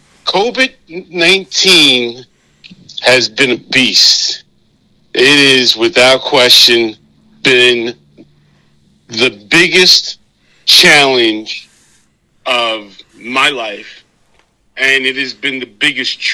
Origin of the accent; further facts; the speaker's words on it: New York City, New York, United States; I'm born, raised in New York.